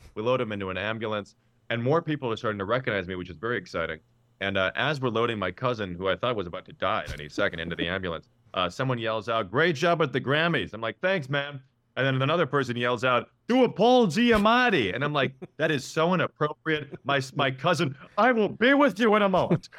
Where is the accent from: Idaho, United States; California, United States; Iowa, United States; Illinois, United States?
Illinois, United States; Chicago; moved away; I'm from Chicago